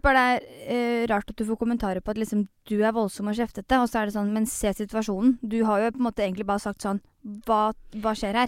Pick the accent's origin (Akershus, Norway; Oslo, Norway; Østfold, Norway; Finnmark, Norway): Østfold, Norway; Fredrikstad; vi i Fredrikstad